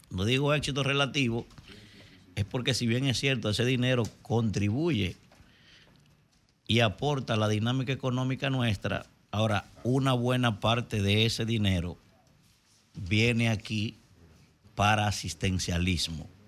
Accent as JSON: {"language": "Spanish", "country": "Dominican Republic", "said": "la verdad que como dominicano me apena mucho ver"}